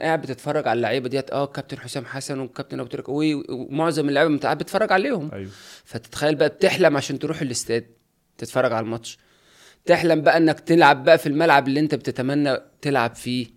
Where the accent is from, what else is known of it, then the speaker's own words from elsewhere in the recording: Sanafir, Qalyub district, Qalyubia, Egypt; أنا من صنافير مركز أليوب